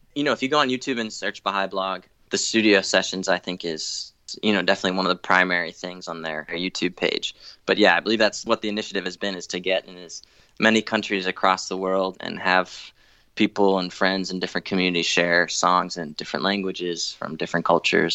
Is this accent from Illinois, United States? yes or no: no; Newton, Massachusetts, United States; I grew up in Newton, Massachusetts, just outside Boston